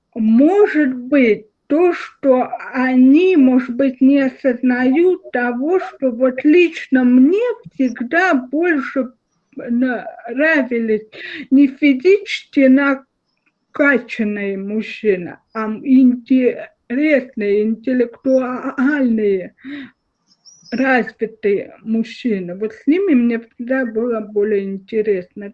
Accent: Russia; у нас в России

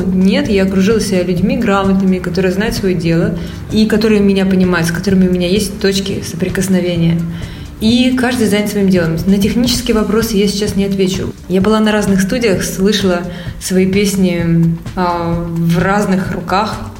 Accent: Siberia, Russia; now in India; Я из Сибири

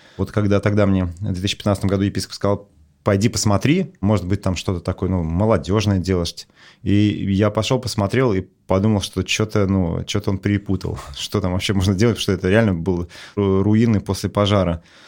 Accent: Russia; я вырос в Советском Союзе

